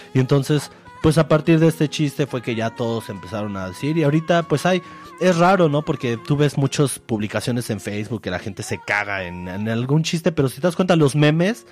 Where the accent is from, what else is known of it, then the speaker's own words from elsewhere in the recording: Mexico; nosotros como mexicanos